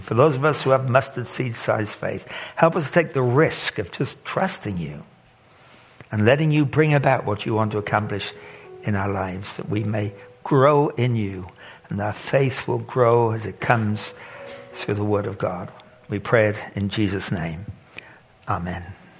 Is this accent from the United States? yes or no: no; England, United Kingdom; moved away as an adult; also born or lived in Zimbabwe; I grew up in England